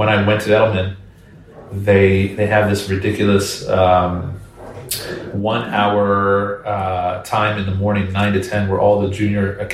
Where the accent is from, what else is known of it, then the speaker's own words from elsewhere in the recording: Washington, District of Columbia, United States; also born or lived in Israel / New York City; I grew up right around the Washington, D.C. area